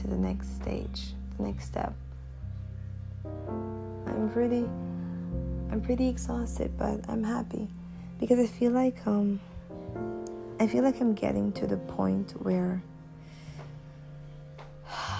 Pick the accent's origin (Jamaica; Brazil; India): Jamaica; moved away as an adult; also born or lived in China; my hometown, my home country